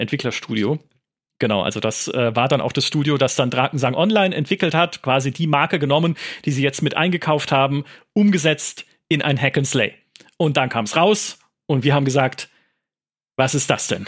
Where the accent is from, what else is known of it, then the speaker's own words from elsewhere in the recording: Karlsruhe, Baden-Württemberg, Germany; kann ich irgendwie Karlsruhe sehen, meine Heimatstadt